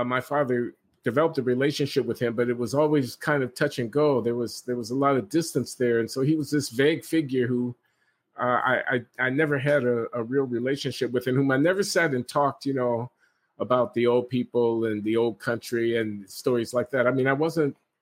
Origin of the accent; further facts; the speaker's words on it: Chicago, Illinois, United States; I was born in Chicago in 1948